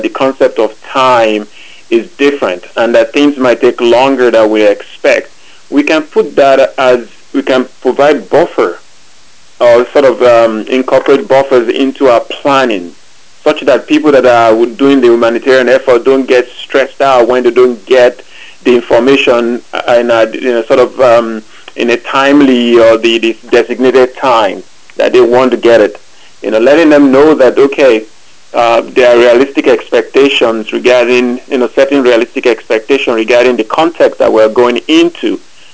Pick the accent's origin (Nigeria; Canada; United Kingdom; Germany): Nigeria; now in United States; I grew up in Nigeria